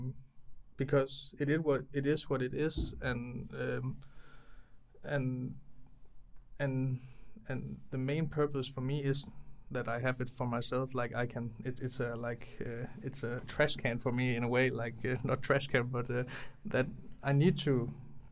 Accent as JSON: {"language": "English", "area": "near Aarhus", "region": "Central Denmark Region", "country": "Denmark", "tie": "born or raised there", "said": "I'm not directly from Aarhus. I grew up like 10-20 minutes away from Aarhus"}